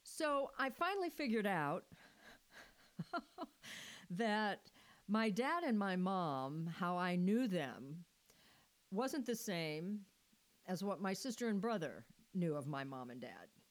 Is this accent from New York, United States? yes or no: no; Missouri, United States; moved away as an adult; I was I was born and raised in Missouri, but as soon as I got old enough, I knew I had to leave Missouri